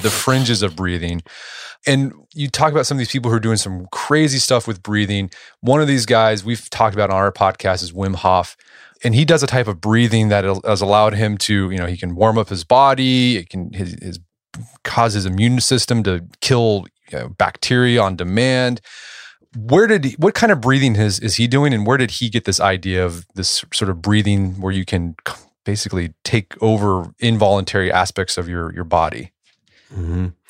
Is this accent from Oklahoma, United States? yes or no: yes; Tulsa, Oklahoma, United States; my hometown, Tulsa